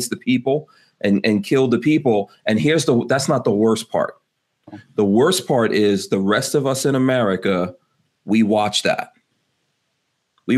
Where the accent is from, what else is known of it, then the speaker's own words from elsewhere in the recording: New York City, New York, United States; growing up in New York